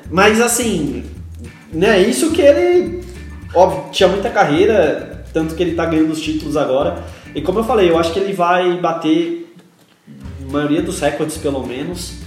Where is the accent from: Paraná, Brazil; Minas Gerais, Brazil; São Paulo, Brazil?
São Paulo, Brazil; Santos; sou de Santos, eu torço pra Portuguesa Santista